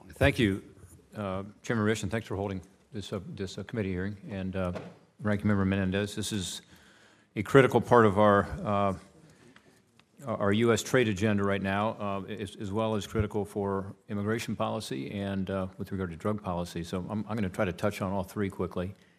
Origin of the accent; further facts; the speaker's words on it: Ohio, United States; my home state of Ohio